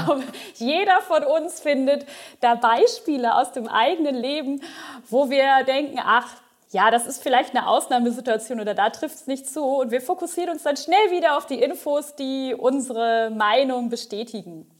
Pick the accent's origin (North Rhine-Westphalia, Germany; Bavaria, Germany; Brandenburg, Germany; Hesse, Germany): North Rhine-Westphalia, Germany; Ostwestfalen-Lippe; moved away as an adult; also born or lived in Bochum / Mainz; ich komme aus dem Norden von NRW, Ostwestfalen-Lippe, um genau zu sein